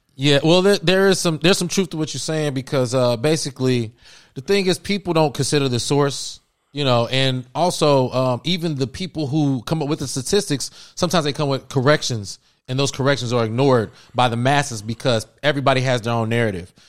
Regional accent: Cincinnati, Ohio, United States; moved away as an adult; now in Los Angeles, United States; I'm from Cincinnati, Ohio. I moved to uh, L.A. Shoot, that was ten years ago

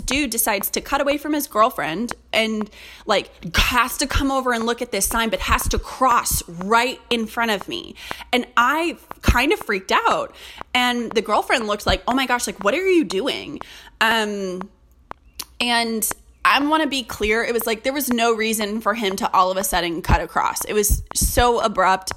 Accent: California, United States; moved away; I'm from California

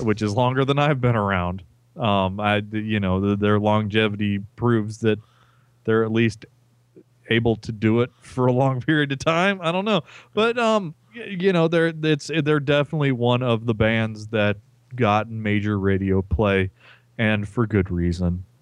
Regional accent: Peru, Indiana, United States; my hometown

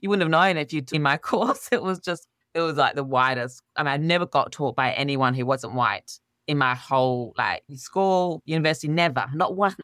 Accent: Australia; I was brought up in Australia with my father's Pakistani, my mother's English

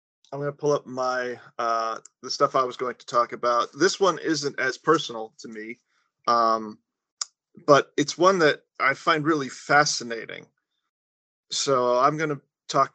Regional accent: Florida, United States; moved away as an adult; also born or lived in Massachusetts; I grew up in Florida

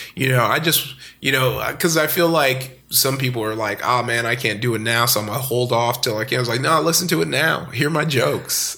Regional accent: Compton, California, United States; also born or lived in Downey, California / Long Beach, California; I grew up in Compton, California

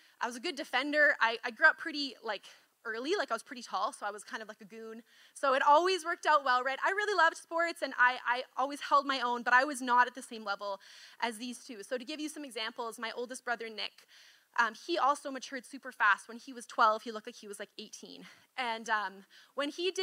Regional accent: Kelowna, British Columbia, Canada; we grew up in Kelowna

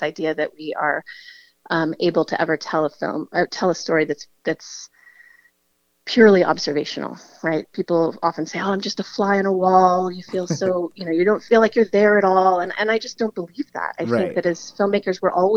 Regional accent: the Bay Area, California, United States; I come from the Bay Area and a really rich diversity of gender there

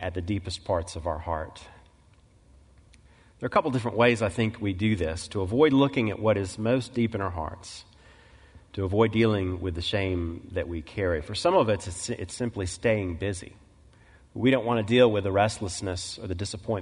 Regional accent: Mississippi Delta, United States; I grew up in the Mississippi Delta, moved there in the mid-1970s as a little boy

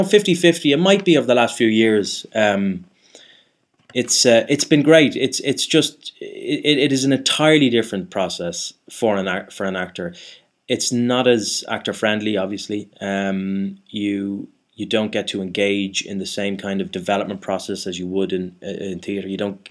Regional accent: Ireland; now in London, United Kingdom; I am Irish. That's what, yeah. I am. And there is, they're not, you know, it's not like I'm, there are a lot of Irish people over here. It's not like it's a truly exotic thing to be Irish in London.

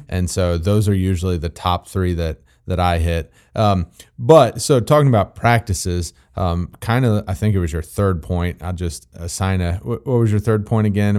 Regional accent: Missouri, United States; I'm from Missouri

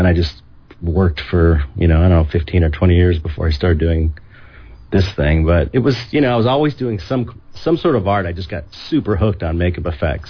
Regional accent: San Pedro, California, United States; I grew up in San Pedro, California, which is a little port town, out about 45 minutes outside of Los Angeles.

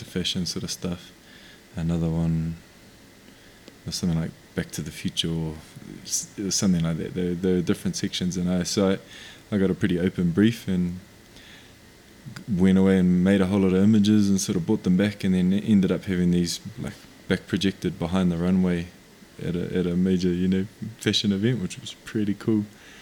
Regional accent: New Zealand; first language Māori; English is a second language; I'm from Aotearoa, New Zealand. My iwi are Ngā Puhi, Ngā Tikahu, Te Upauri and Te Rarawa, all from the far north of the North Island of New Zealand

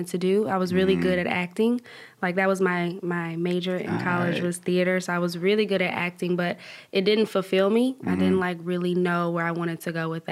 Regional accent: Atlanta, Georgia, United States; I'm from East Atlanta, Zone 6

